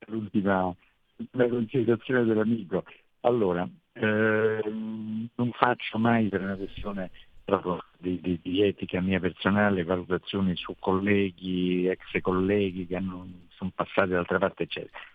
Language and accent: Italian; Italy; noi italiani